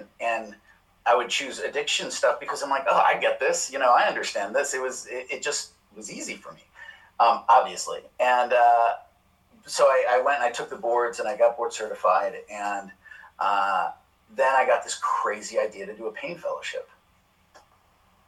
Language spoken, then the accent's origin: English; Chicago, Illinois, United States; moved away as an adult; also born or lived in Baltimore; I grew up in Chicago